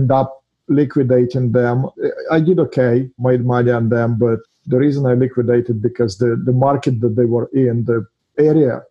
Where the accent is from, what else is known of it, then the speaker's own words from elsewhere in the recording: Russia; English is a second language; now in United States; Originally, I'm from Russia. As you can hear from my accent, I'm not from here